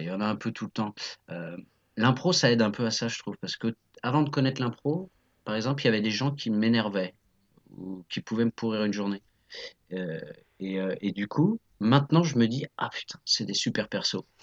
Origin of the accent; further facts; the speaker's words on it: Nantes, Pays de la Loire, France; also born or lived in Saint-Mars-du-Désert; je suis né à Nantes, j'ai vécu à Saint-Marc-du-Désert, euh, voilà, qui est une petite commune à côté de Nantes